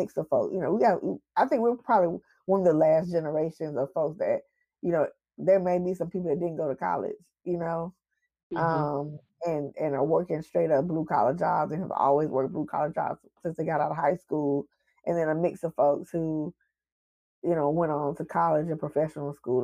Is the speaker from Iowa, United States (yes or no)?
no; Atlanta, Georgia, United States; I'm from Atlanta